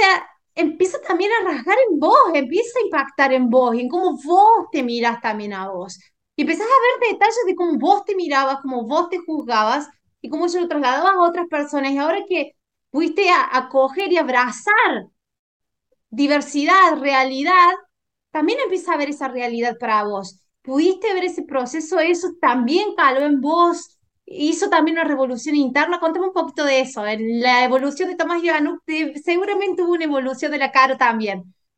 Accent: Córdoba, Argentina; la provincia donde yo nací, en Argentina, de Córdoba capital

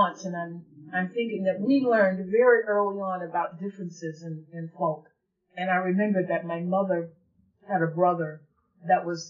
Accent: Alexandria, Louisiana, United States; also born or lived in Pineville, Louisiana; across the river from Alexandria, Louisiana, where I grew up.

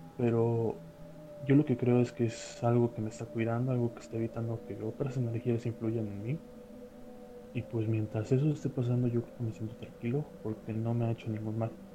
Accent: Coatzacoalcos, Veracruz, Mexico; tuve que regresarme a, mi ciudad natal, aquí en Coatzacoalcos, Veracruz

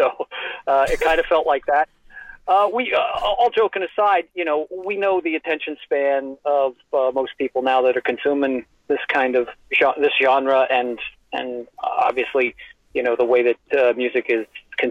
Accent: United States; I'm an American

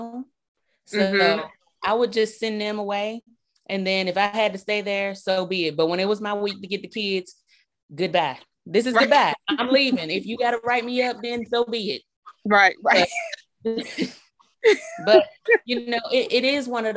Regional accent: Birmingham, Alabama, United States; now in Mississippi, United States; I'm originally from Birmingham, Alabama

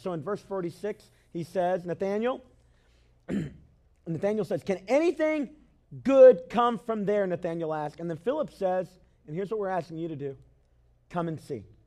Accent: Cleveland, Tennessee, United States; Where I'm from, I was raised mostly in Cleveland, Tennessee

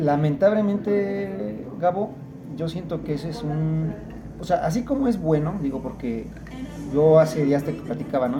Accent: San Miguel de Allende, Guanajuato, Mexico; yo que soy nativo de aquí

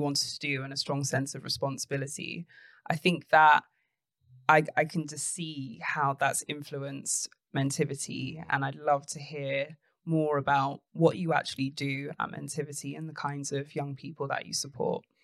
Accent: London, United Kingdom; I grew up in Tottenham

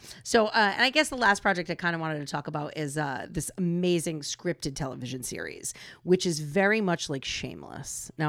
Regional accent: New England, United States; I grew up in New England. What can I say? I'm hardcore.

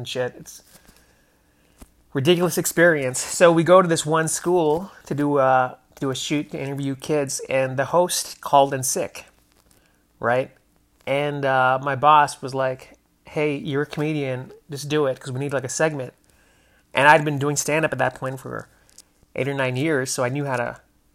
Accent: New Hampshire, United States; moved away as an adult; now in Los Angeles, United States; I grew up in New Hampshire

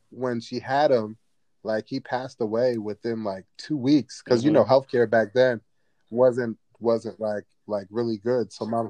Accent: Trenton, New Jersey, United States; now in Philadelphia, United States; So I was born in Trenton, New Jersey. So I'm a citizen. I'm a citizen at the end of the day.

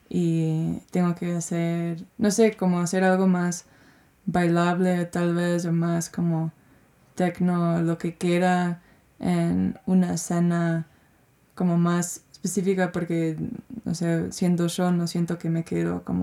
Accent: United States; Spanish is a second language; moved away; cómo puedo expresarme viviendo, siendo gringa, pero hace cinco años que no vivo en Estados Unidos y, y expresándome en, mi presente.

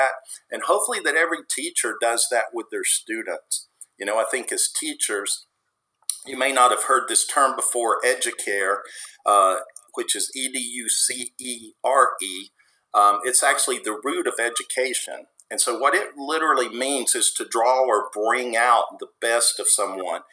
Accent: the South, United States; I'll say y'all since I'm from the South

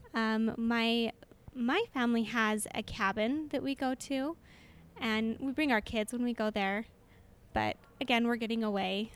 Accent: Orem, Utah, United States; I am from Orem, which is just next door neighbors to Provo and born and raised in Orem

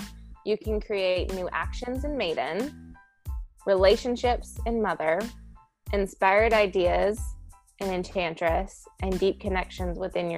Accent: Kentucky, United States; now in Nashville, United States; So I'm in Nashville. I grew up in Kentucky.

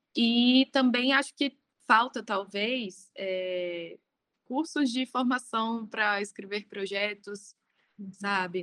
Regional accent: Brasília, Federal District, Brazil; now in São Paulo, Brazil; eu sou de Brasília, é, atualmente eu moro em São Paulo.

